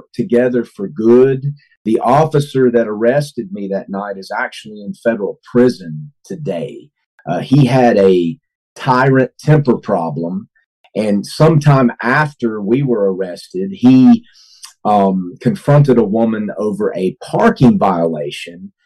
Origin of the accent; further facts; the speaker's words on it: Hickory, North Carolina, United States; my hometown